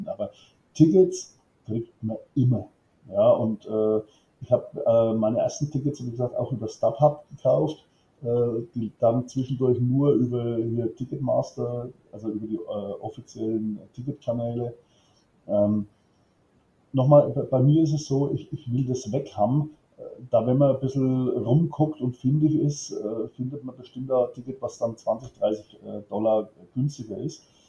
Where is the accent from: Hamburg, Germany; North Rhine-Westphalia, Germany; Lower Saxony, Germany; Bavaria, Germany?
Bavaria, Germany; Franconia; bin äh, aus Bayern oder wie die anderen sagen würden, aus Franken, ja, da legen wir viele bei uns ein bisschen Wert drauf, äh, sitze in der Nähe von Schweinfurt, um es genau zu sagen, in Coxheim